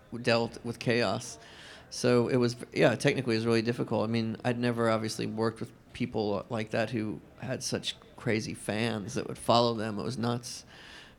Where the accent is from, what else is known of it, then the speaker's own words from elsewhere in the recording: the South, United States; I grew up in the South, and I still live there now